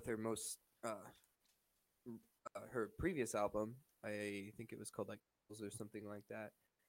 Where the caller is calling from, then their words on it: Ontario, Canada; I'm calling from Ontario, Canada.